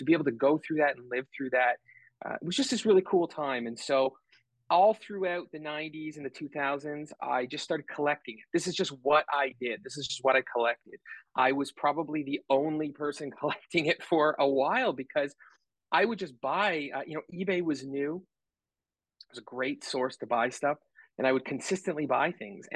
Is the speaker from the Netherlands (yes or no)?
no; Canada; I'm Canadian, live in Canada